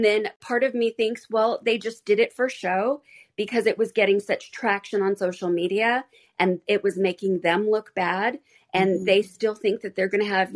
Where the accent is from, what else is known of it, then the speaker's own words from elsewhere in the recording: Arizona, United States; I was raised in Arizona